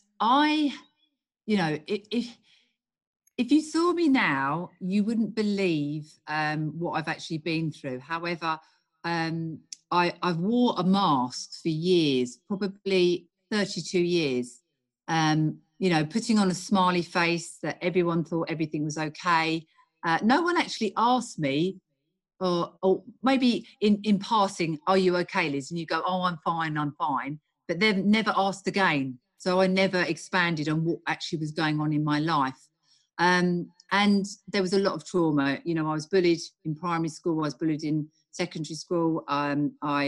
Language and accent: English; United Kingdom; I'm from the UK.